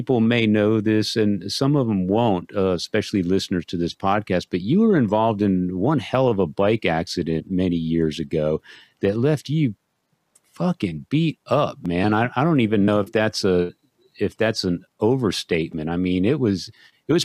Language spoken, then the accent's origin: English; Texas, United States; I'm from Texas